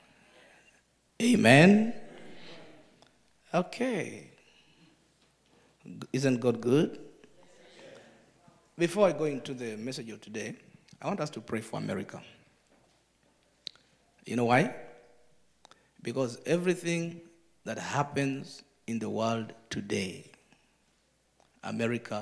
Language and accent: English; Uganda; I'm from Uganda